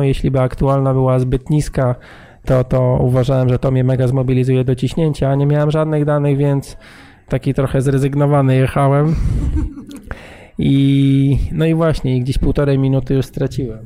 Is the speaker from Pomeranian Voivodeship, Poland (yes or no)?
yes; Gdynia, Pomeranian Voivodeship, Poland; jesteśmy stąd